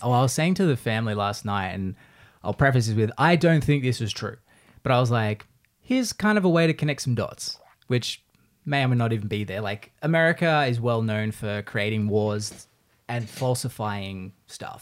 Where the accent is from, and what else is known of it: Australia; now in United States